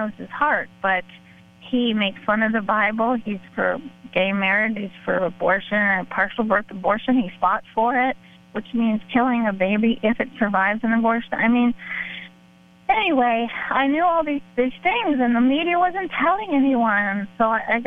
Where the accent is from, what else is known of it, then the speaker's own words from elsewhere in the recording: Miami, Florida, United States; I grew up in Miami.